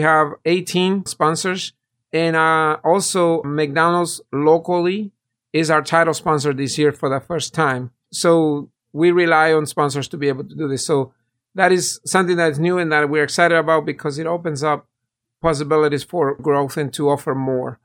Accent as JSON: {"language": "English", "country": "El Salvador", "also_born_or_lived": "San Francisco, California / North Carolina", "moved": "yes", "lives_now": "Apex, North Carolina, United States", "said": "I'm originally from El Salvador, And I migrated in the late eighties, first to San Francisco in California."}